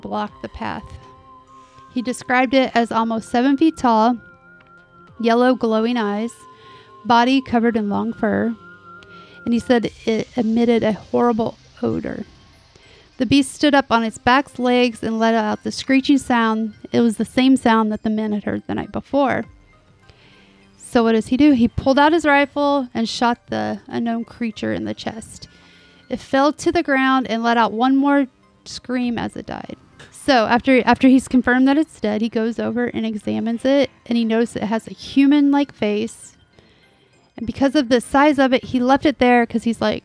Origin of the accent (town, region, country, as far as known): Southern, United States; accent: Southern